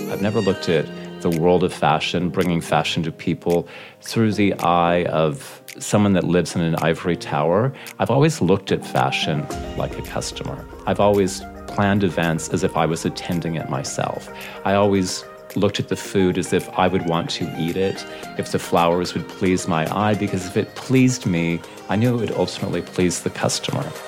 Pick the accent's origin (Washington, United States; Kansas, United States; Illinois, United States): Washington, United States; Seattle; moved away as an adult; also born or lived in Beverly Hills / Dallas; growing up in Seattle, I mean, Seattle's an amazing city